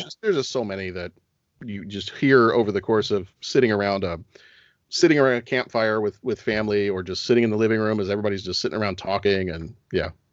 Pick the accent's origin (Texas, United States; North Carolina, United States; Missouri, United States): Texas, United States; now in Chicago, United States; I was born in Texas